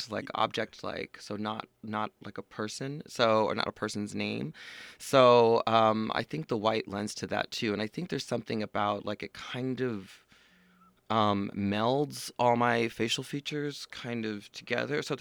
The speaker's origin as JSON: {"language": "English", "town": "Governor's Island", "region": "New York", "country": "United States", "tie": "born or raised there", "said": "so my father was in the Coast Guard and I grew up on Governor's Island, which was a Coast Guard base um, off the southern tip of Manhattan."}